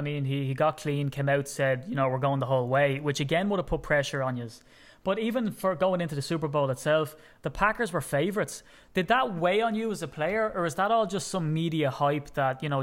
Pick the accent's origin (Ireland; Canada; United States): Ireland; as an Irishman